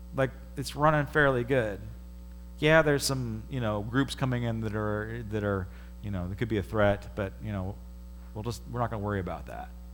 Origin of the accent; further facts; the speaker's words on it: United States; as an American